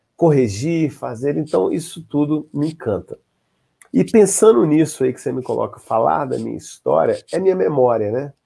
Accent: Brasília, Federal District, Brazil; also born or lived in Espírito Santo / Minas Gerais; estudei em Brasília, no Gama, eu sou da região administrativa do, número 2, RA Gama. Passei parte da minha, maior, maior parte da minha infância lá

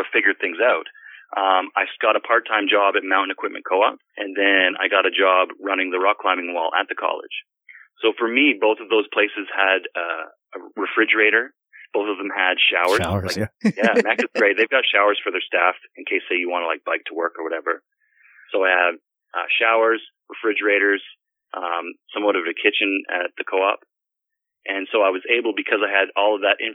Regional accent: Penetanguishene, Ontario, Canada; moved away as an adult; also born or lived in Port Elgin; that's where I am right now, is in Penetang Machine on Georgian Bay

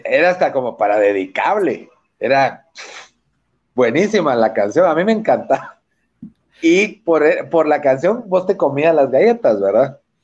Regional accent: Guatemala

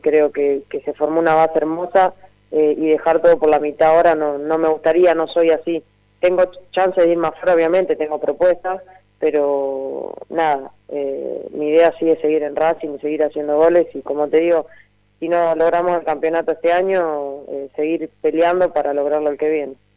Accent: Mechita, Buenos Aires Province, Argentina; mi pueblo, en Mechita

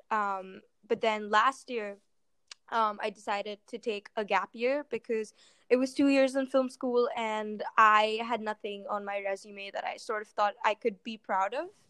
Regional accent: Mumbai, Maharashtra, India; I'm originally from Mumbai, India

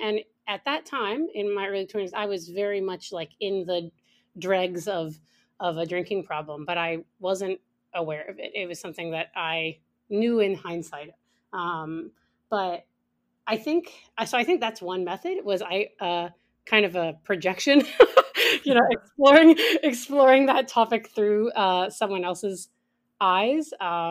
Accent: United States; moved away as an adult; now in Canada; I am monolingual. I am an Anglophone, and I really want to work on that. I took French. You know, I grew up in the States, so French wasn't as much of a, a thing. And I moved to Canada when I was 25.

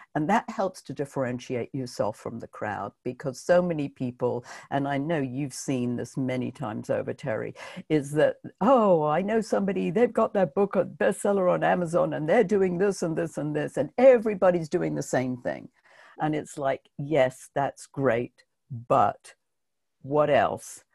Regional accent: United Kingdom; now in New York, United States; being British

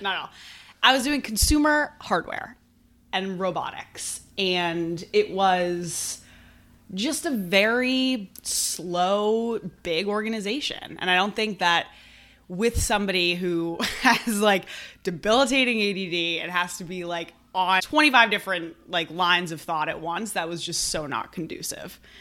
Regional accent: Brookline, Massachusetts, United States; I grew up in Brookline, which is, you know, right outside of Boston. So I've always been here

